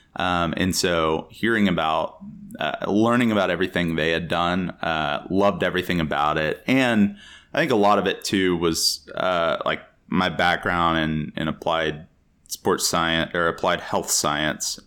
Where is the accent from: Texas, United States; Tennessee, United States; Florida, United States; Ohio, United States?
Texas, United States; moved away as an adult; also born or lived in Chicago; I grew up in Texas, and American football is basically a religion there